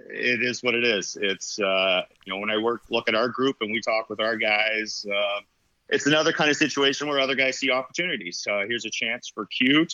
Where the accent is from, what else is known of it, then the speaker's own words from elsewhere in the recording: Toronto, Ontario, Canada; I grew up in Scarborough